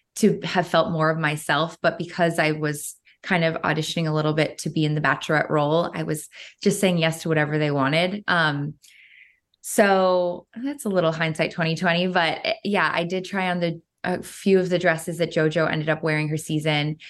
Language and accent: English; Cleveland, Ohio, United States; they started filming in my hometown of Cleveland, Ohio